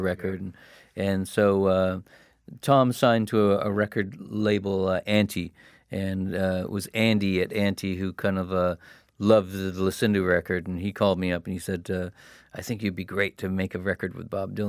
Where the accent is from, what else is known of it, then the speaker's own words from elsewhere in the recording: Hamilton, Ontario, Canada; moved away; I came from Hamilton